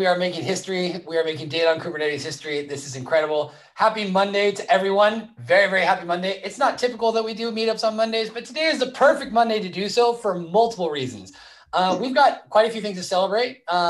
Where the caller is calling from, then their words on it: Vallejo, California, United States; I am live from California, Vallejo, California.